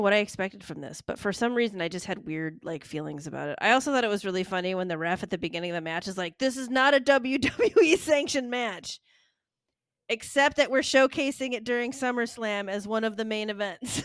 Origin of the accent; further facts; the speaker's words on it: Michigan, United States; I'm from Michigan